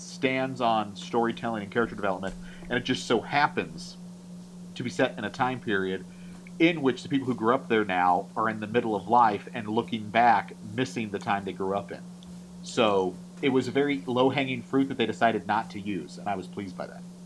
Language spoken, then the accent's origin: English; California, United States; I'm born and raised in California